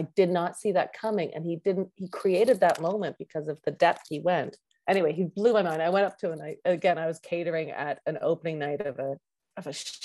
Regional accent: Canada; I'm an actress from Canada.

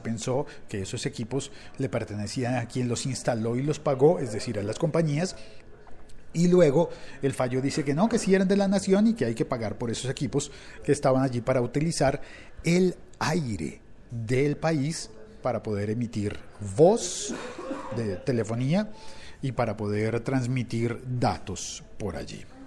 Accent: Colombia; mi país, en Colombia

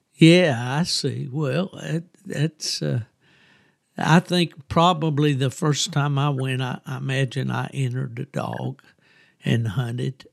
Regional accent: West Virginia, United States; moved away as an adult; also born or lived in Lakeland, Florida; from my hometown of West Virginia

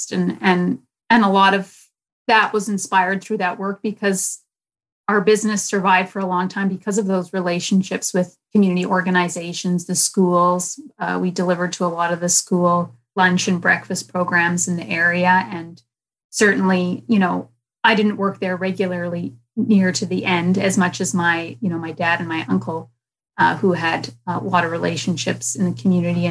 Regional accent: Winnipeg, Manitoba, Canada; I was born in Winnipeg, yeah, at the Women's Hospital

